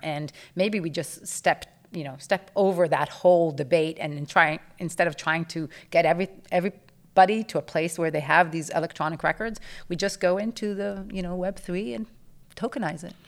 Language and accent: English; Israel; moved away; I grew up in Israel